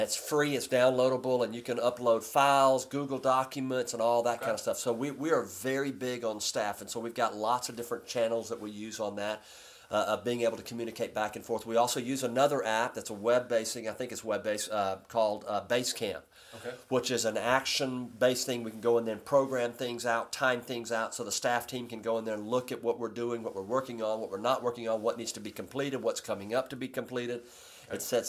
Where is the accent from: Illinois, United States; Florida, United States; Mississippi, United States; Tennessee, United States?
Mississippi, United States; Corinth; oh, by the way, I'm from Corinth, Mississippi.